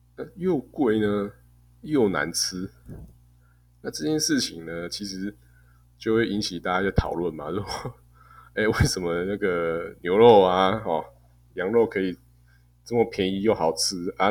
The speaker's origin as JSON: {"language": "Chinese", "country": "Taiwan", "also_born_or_lived": "Russia", "said": "我们台湾人"}